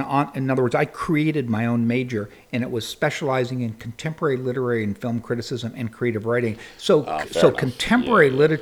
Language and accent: English; San Diego, California, United States; Well, I grew up in San Diego, which is a much bigger city now, and I'll be very brief about it. And it was really a surfer stoner culture that I grew up